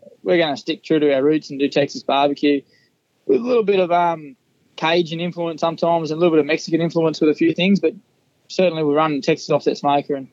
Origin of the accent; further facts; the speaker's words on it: Hunter Valley, New South Wales, Australia; also born or lived in Newcastle, New South Wales / Mudgee, New South Wales; I grew up in the Hunter Valley